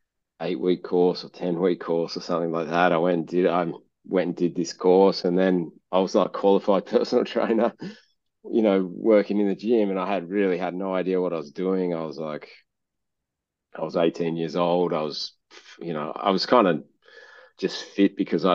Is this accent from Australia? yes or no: yes; Kalgoorlie, Western Australia, Australia; moved away as an adult; now in Perth, Australia; I was born in Kalgoorlie, which is like a country town. And I got asked to move to Perth to play football. And, you know, I left home.